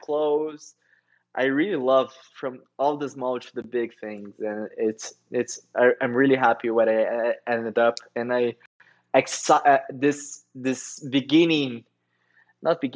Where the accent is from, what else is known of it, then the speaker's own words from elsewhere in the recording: Curitiba, Paraná, Brazil; moved away as an adult; now in São Paulo, Brazil; I'm from Curitiba